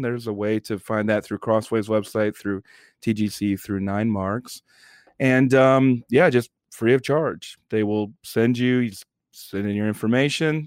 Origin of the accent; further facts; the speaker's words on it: United States; as an American